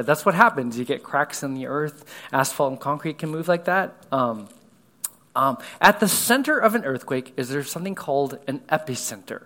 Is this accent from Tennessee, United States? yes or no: no; California, United States; now in Houston, United States; I grew up in California, a little bit different than here in Houston